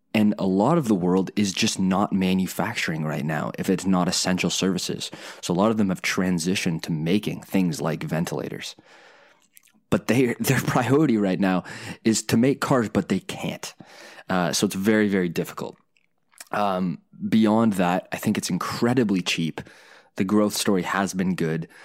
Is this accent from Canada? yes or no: yes; Canada; a Canadian engineer